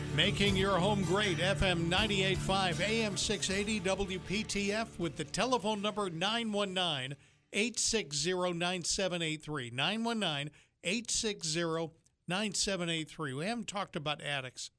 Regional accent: Yankee land, the North, United States; moved away; I was born in Yankee land

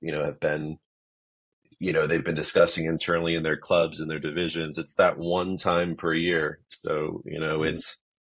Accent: Philadelphia, Pennsylvania, United States; moved away as an adult; now in Denver, United States; I grew up in Philadelphia

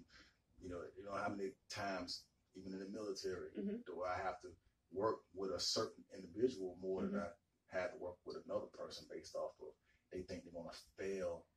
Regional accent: Decatur, Georgia, United States; I've born and raised in Atlanta. I grew up around here in DeKalb County in Decatur

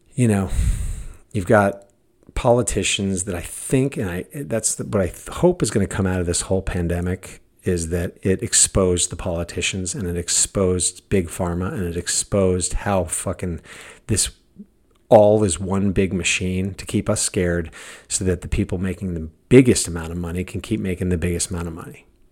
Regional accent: United States; I'm American.

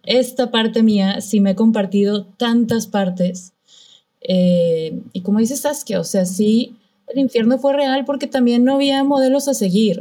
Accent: Monterrey, Nuevo León, Mexico; moved away; soy de Monterrey

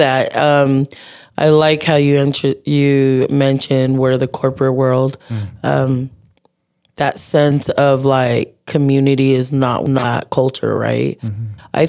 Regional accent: United States; I was born here in the States

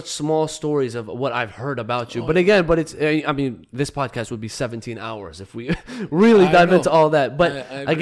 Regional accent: United States; I was born in America

